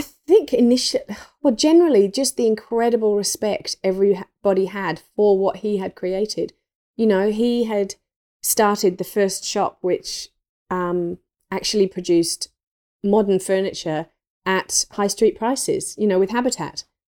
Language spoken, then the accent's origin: English; England, United Kingdom; I grew up in England, um, in the country, in an old three hundred year old thatched cottage